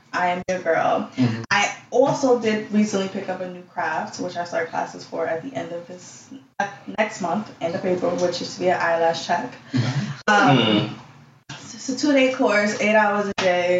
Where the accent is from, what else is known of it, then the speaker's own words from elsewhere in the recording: New York City, New York, United States; also born or lived in Albany, New York; I was born in Albany, New York, with the cows and the chickens, but I was raised in Flatbush.